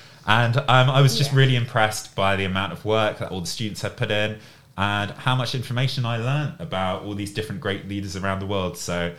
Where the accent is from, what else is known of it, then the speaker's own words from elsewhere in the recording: Reading, South East England, United Kingdom; So my hometown, I guess where I grew up, is Reading, which is a town which is close to London.